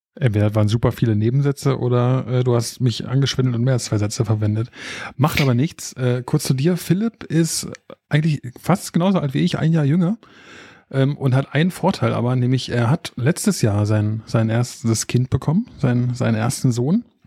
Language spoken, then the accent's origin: German; Berlin area, Germany; Ich meine, ich komme ja aus der Ecke